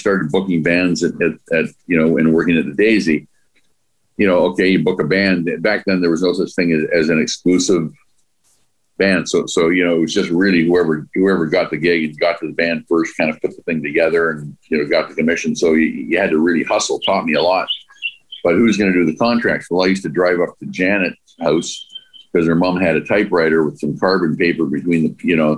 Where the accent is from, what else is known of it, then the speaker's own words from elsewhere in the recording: Vancouver, British Columbia, Canada; also born or lived in China; we grew up in the Dunbar area